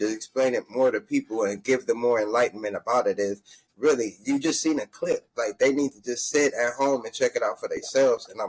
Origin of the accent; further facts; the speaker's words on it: California, United States; I was like, damn, I'm from California and moved to a place where this shit lasted all goddamn day.